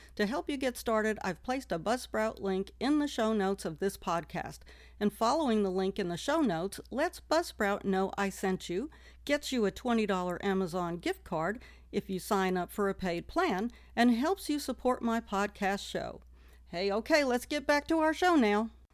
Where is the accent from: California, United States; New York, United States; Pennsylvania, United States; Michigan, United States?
New York, United States; New York City; I was born and raised in New York City